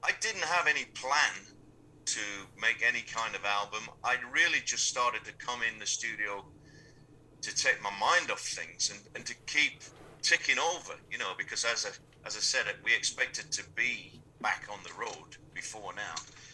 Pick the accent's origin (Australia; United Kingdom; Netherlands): United Kingdom; Sheffield, Yorkshire and the Humber; I grew up in Sheffield